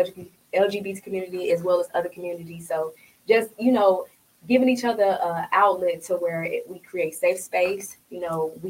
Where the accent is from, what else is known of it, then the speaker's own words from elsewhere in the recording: Chicago, Illinois, United States; moved away as an adult; also born or lived in Iowa; now in Phoenix, United States; I'm from Chicago